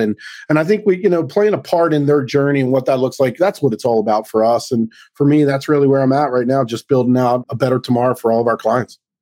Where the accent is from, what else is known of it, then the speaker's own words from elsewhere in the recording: Baltimore, Maryland, United States; also born or lived in Central New Jersey; now in New Jersey, United States; I'm born and raised in Baltimore, moved up here to New Jersey